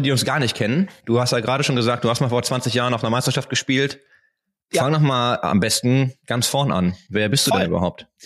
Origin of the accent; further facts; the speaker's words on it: Duisburg, North Rhine-Westphalia, Germany; now in Berlin, Germany; komme ich aus Duisburg. Aus dem wunderschönen Duisburg.